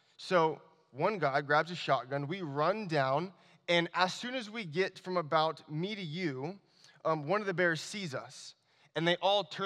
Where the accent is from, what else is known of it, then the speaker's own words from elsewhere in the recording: Anchorage, Alaska, United States; also born or lived in Washington State; I was born and raised in Anchorage, Alaska